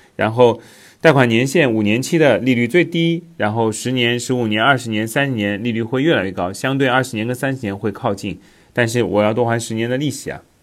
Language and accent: Chinese; China; 咱们国家